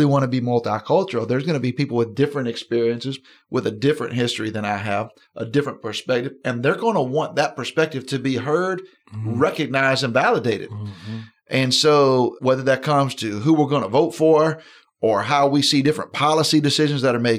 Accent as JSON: {"language": "English", "country": "United States", "said": "I'm an American. I was right. in the Army. My kids are in the Army."}